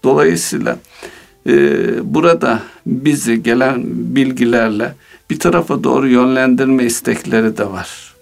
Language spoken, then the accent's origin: Turkish; Konya, Turkey; moved away; Memleketimde olduğum için